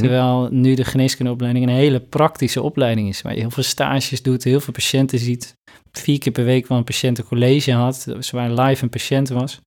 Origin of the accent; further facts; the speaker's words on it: Northeast Groningen, Netherlands; ik kom zelf uit Noordoost-Groningen